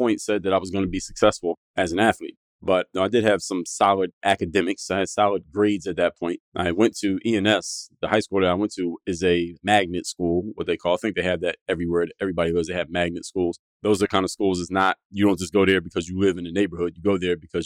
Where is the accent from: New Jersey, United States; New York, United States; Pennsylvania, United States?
Pennsylvania, United States; Philadelphia; moved away as an adult; now in Miami, United States; I come from Philadelphia, born and raised.